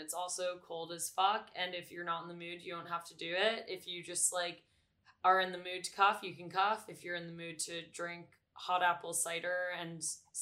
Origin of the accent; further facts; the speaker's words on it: New York, United States; I grew up in New York and on the Upper West Side, which is where my parents still are